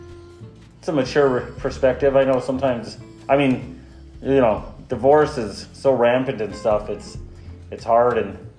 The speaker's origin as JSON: {"language": "English", "area": "Shasta", "region": "Michigan", "country": "United States", "tie": "born or raised there", "said": "We grew up in Shasta, we had the Sturgeon River"}